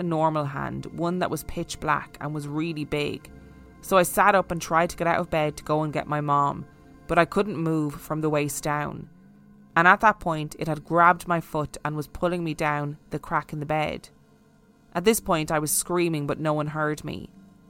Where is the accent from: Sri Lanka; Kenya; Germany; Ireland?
Ireland; being Irish